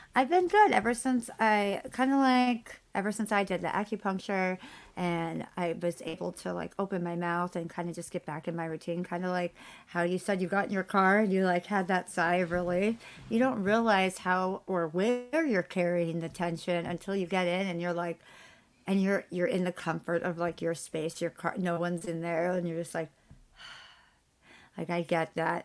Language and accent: English; California, United States; I'm Californian